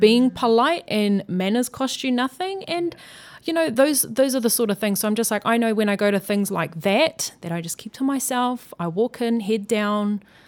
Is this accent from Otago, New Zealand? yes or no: no; Auckland, New Zealand; growing up in South Auckland, I was living in Mangere East